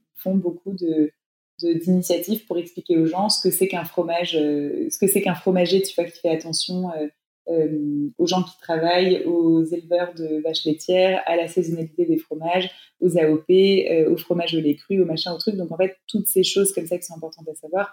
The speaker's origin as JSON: {"language": "French", "country": "France", "said": "chez nous en France"}